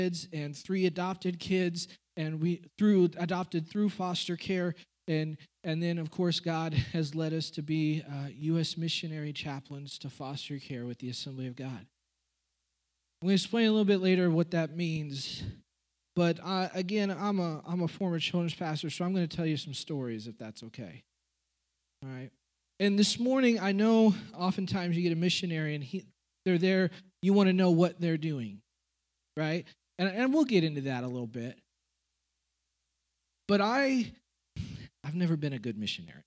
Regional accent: Kansas, United States; also born or lived in Manhattan, Kansas; I'm from Kansas

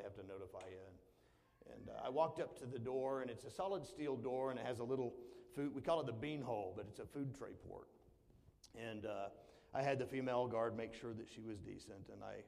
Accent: the South, United States; I'm from the South

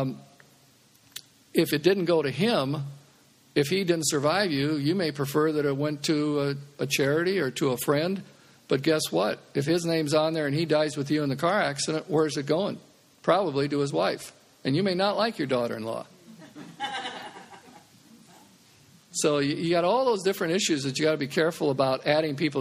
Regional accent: Omaha, Nebraska, United States; I'm from Omaha

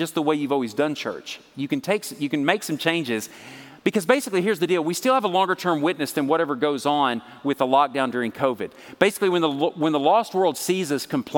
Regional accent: Texas, United States; I'm from Texas

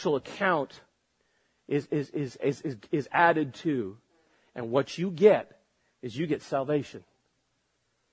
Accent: United States

